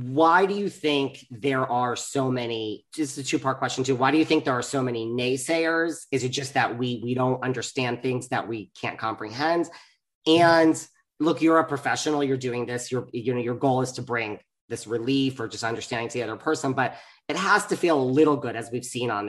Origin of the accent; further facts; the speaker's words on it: New York, United States; I'm from New York